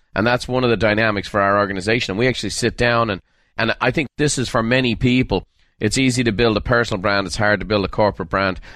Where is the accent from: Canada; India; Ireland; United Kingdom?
Ireland; moved away; I'm from Ireland